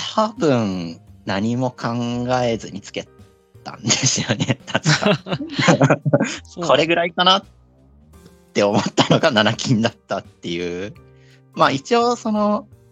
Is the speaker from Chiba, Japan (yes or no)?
yes; Chiba, Japan; 地元は千葉県ですね。ずっとあんまり移動はしていないですね。